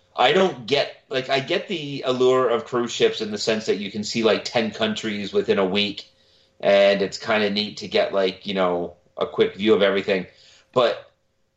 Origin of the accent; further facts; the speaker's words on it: Milton, Ontario, Canada; My hometown, Milton